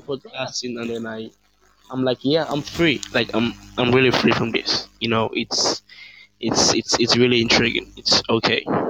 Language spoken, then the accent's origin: English; Nigeria; I'm from Africa, um, I would say I'm Nigerian